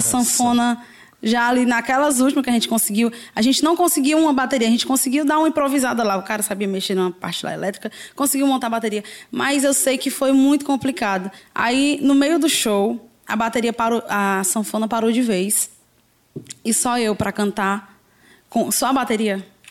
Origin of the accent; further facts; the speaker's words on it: Fortaleza, Ceará, Brazil; sou aqui mesmo de Fortaleza, sou do Parque dos Irmãos.